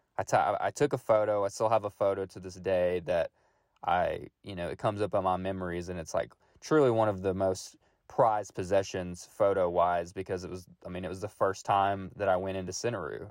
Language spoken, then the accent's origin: English; Middle Tennessee, United States; I am born and raised in Middle Tennessee, only about an hour from Manchester